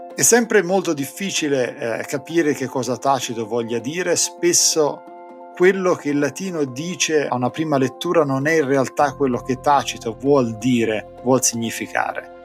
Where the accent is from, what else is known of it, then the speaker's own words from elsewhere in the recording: Corinaldo, Marche, Italy; moved away as an adult; also born or lived in Knoxville, Tennessee; now in Tennessee, United States; Io sono cresciuto nelle Marche